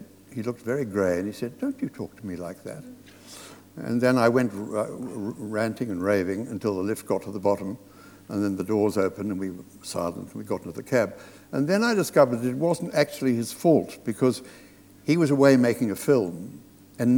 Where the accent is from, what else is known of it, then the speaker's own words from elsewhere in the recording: Australia; moved away; I was brought up in Australia